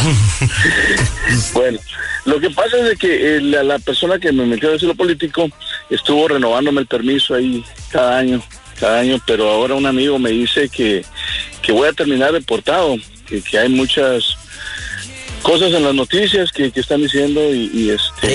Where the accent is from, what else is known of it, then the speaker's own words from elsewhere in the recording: Mexico; moved away; soy mexicano, apliqué para asilo político.